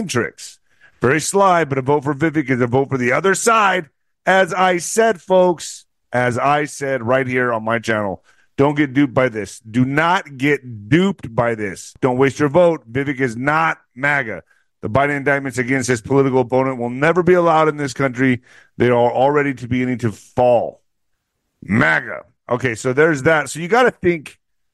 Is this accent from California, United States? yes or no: no; El Paso, Texas, United States; my hometown